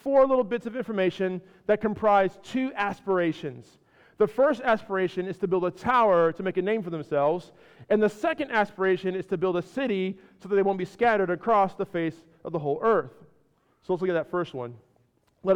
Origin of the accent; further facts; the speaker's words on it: California, United States; moved away as an adult; also born or lived in Chicago, Illinois / Ohio; Born in Chicago, raised in California, spent some time in Ohio for college, came down here